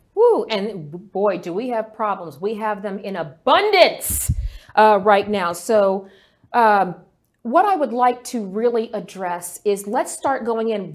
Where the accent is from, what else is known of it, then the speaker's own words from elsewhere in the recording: Texas, United States; my home state of Texas